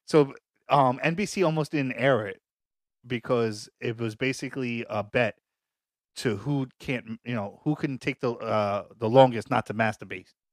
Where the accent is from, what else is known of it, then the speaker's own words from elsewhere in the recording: New York City, New York, United States; we're from Staten Island